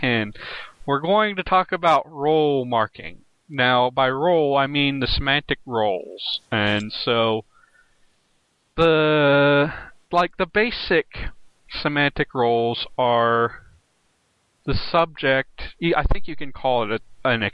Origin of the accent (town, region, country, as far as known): West Virginia, United States